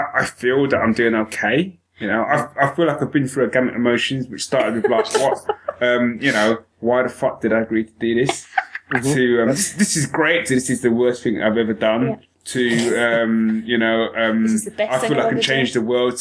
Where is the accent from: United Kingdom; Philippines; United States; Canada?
United Kingdom; London; I was originally from Tottenham